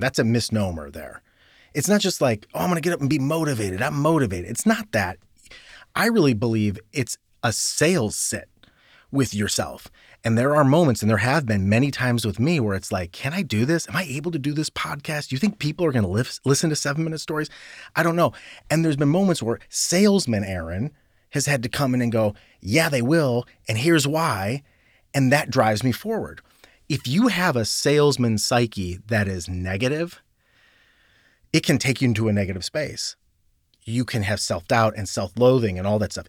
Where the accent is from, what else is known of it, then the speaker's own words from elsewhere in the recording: Cleveland, Ohio, United States; moved away as an adult; also born or lived in New York; I grew up in a suburb of Cleveland. I grew up in Northeast Ohio.